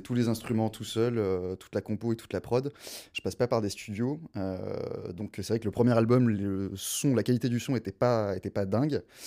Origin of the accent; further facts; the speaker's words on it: Gers, Occitania, France; first language French; moved away; also born or lived in South Africa; Moi, je suis pas du tout parisien. Moi, je suis un petit sudiste. Euh, je viens voilà, je viens du Gers, une petite région à côté de Toulouse.